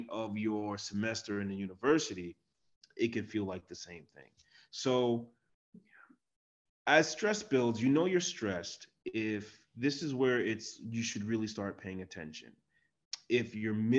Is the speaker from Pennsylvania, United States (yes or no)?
no; New Jersey, United States; I'm from New Jersey